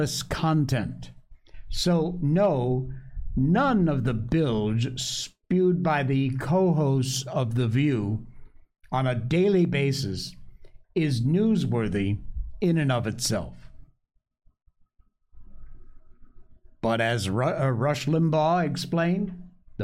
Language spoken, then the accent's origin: English; Cornwall, Connecticut, United States; I am from Cornwall, Connecticut, born and raised there.